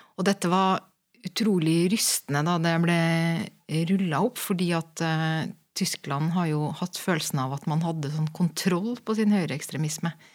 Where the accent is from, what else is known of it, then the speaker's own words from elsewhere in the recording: Norway; moved away as an adult; also born or lived in Berlin; jeg kommer jo fra Norge